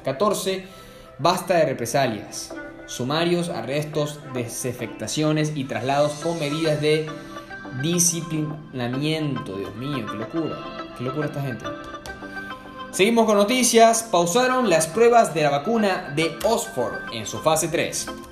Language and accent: Spanish; Puerto Cabello, Carabobo, Venezuela; now in Buenos Aires, Argentina; mi ciudad natal en Venezuela, Puerto Cabello